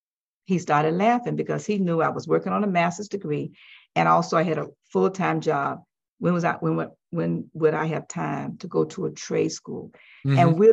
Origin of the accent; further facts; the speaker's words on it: West Palm Beach, Florida, United States; West Palm Beach, Florida.